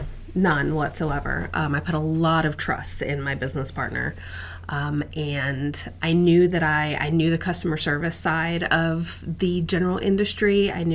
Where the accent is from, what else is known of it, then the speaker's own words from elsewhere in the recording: Virginia, United States; I am an Army brat, so I grew up on military bases throughout the country. But we settled in Northern Virginia, and once my dad retired and we settled up here, just never felt the need to leave.